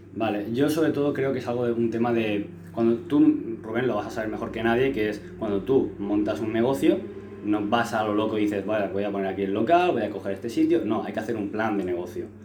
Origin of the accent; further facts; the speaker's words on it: Los Alcázares, Region of Murcia, Spain; allí en mi pueblo